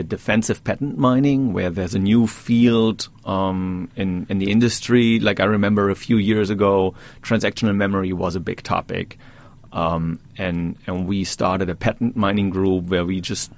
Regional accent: Germany; moved away as an adult; now in Poughkeepsie, United States; I grew up in Germany.

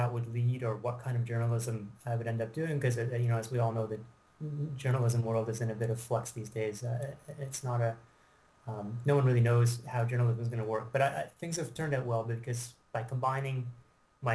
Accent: Canada; also born or lived in Britain; I am from Canada

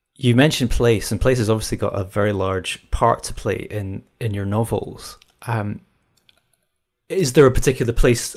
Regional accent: Scotland, United Kingdom; I was brought up in Scotland

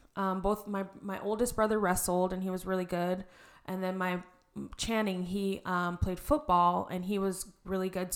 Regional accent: Arizona, United States; also born or lived in Reno, Nevada; I am born and raised in Arizona. Um, grew up here, went to Red Mountain

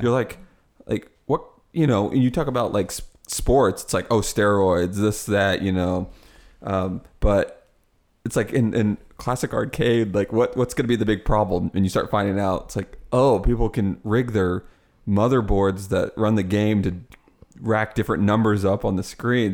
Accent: Midwest, United States; Because I'm from the Midwest and we have a lot of corn

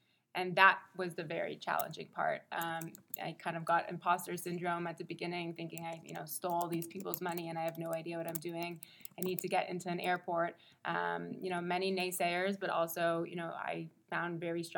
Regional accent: Montreal, Quebec, Canada; moved away as an adult; now in New York, United States; I'm born and raised in Montreal, super Canadian

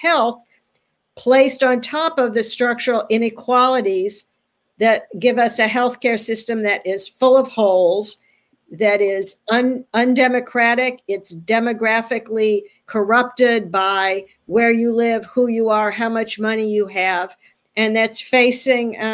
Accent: California, United States; now in Philadelphia, United States; as a Californian

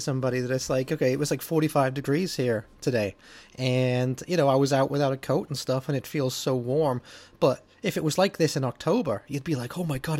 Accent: Wallasey, North West England, United Kingdom; moved away as an adult; when I go back to Wallasey, my hometown, right? It's just outside Liverpool. I left there when I was 18, really. Well, no, 20. I left there when I was 20.

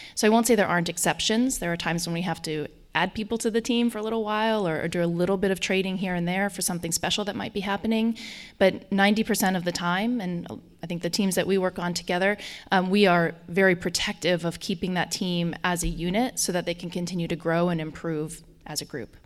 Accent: Colorado, United States; accent: Colorado; also born or lived in Germany; now in Washington, D.C., United States; I have a strong Colorado accent

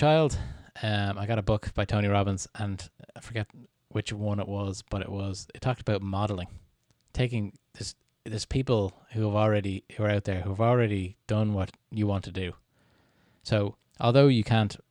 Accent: Canada; I'm Canadian

